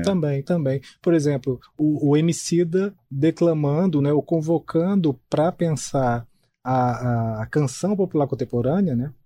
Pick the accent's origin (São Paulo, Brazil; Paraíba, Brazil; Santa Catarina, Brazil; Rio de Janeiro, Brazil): Paraíba, Brazil; Itabaiana; moved away as an adult; also born or lived in João Pessoa; sou natural do interior da Paraíba, de uma cidade chamada Itabaiana.